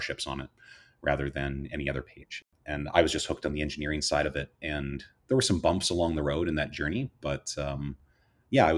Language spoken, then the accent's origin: English; Sault Ste. Marie, Ontario, Canada; I grew up in Canada. The first female Canadian astronaut, Roberta Bondar, was from my hometown, Sault Ste. Marie, Ontario